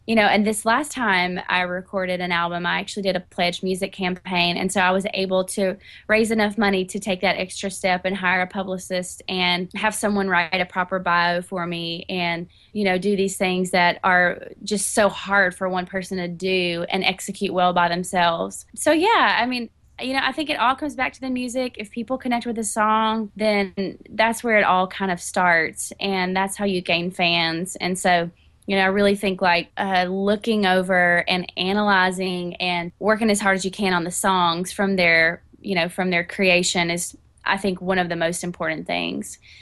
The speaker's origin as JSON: {"language": "English", "town": "Catawba", "region": "North Carolina", "country": "United States", "tie": "born or raised there", "moved": "as an adult", "lives_now": "Nashville, United States", "said": "I'm from North Carolina. I grew up in a teeny tiny town called Catawba, and I've been in Nashville for a little over 10 years"}